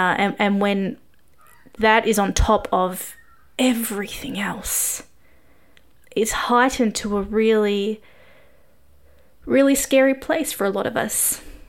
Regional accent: Australia; I am an Aussie journalist and expat when COVID isn't happening

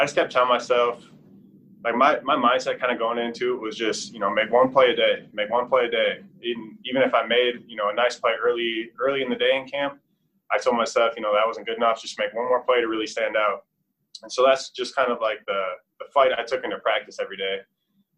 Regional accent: Minnesota, United States; moved away; I'm from Minnesota, land at 10,000 lakes

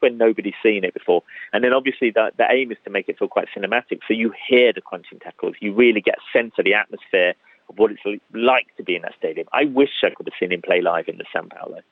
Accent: London, United Kingdom; I grew up in Hackney

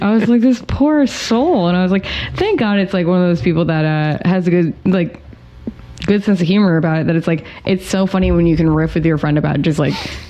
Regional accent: Massachusetts, United States; moved away; also born or lived in New York; growing up in Massachusetts

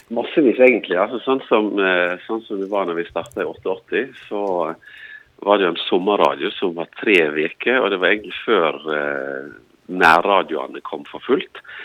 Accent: Stryn, Vestland, Norway; moved away; jeg vokste opp i Bø sammen med, sammen, sammen med deg

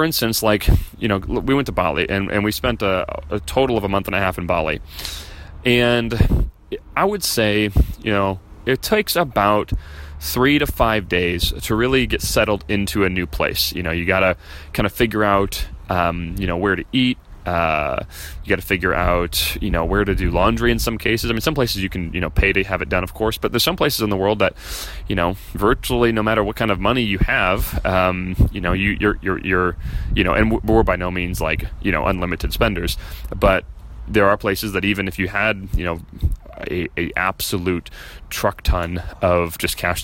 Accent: Chicago, Illinois, United States; moved away as an adult; we're from Chicago, but we left a year ago.

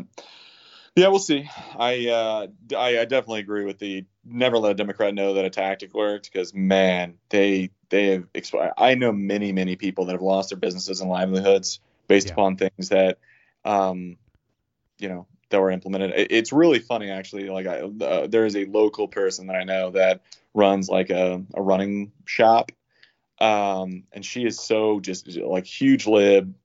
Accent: United States; we as American people

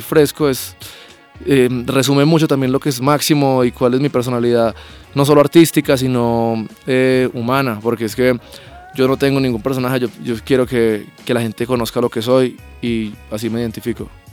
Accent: Pereira, Risaralda, Colombia; Yo soy de Pereira

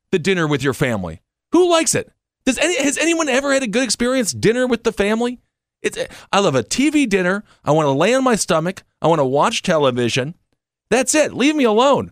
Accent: Wisconsin, United States; now in New York, United States; I'm from Wisconsin.

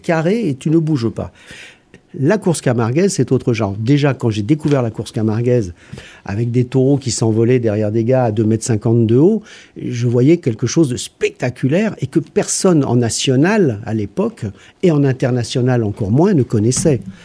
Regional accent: Paris, Île-de-France, France; now in Aigues-Vives, France; je suis pas du coin, je suis un Parisien

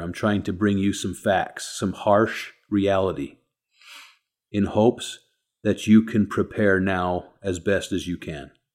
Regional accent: United States

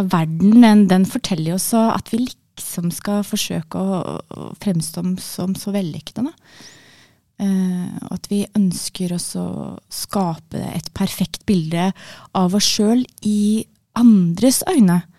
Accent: Eastern Norway, Norway; accent: Eastern Norwegian; Så det er naturlig at jeg snakker østlandsk.

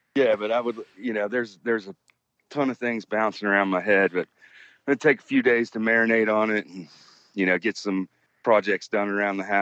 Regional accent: West Virginia, United States; now in North Carolina, United States; I was born and raised in a town in West Virginia that has quite a bit of an Italian American population

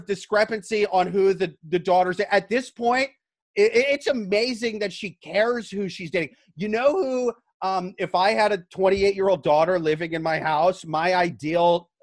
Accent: Midwest, United States; I'm from the Midwest

